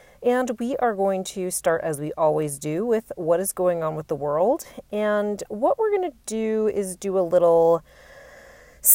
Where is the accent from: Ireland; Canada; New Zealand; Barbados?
Canada; also born or lived in Toronto; as a Canadian